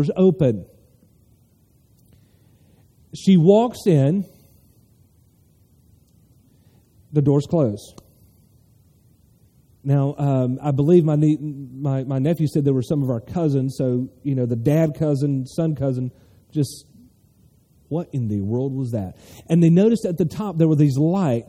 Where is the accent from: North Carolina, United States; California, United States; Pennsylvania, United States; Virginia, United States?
North Carolina, United States; I'm from North Carolina